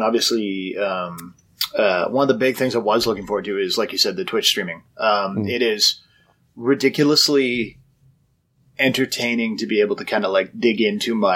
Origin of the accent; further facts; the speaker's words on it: Canada; I'm Canadian